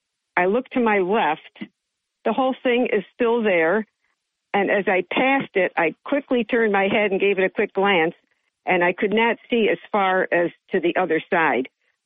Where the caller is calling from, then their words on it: Johnson City, New York, United States; This is … from JC